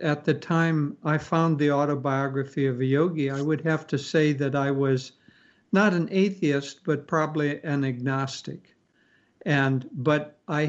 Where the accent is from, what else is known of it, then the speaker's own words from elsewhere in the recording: Midwest, United States; moved away as an adult; also born or lived in San Francisco; I grew up in the Midwest, and then I moved to San Francisco immediately upon graduation.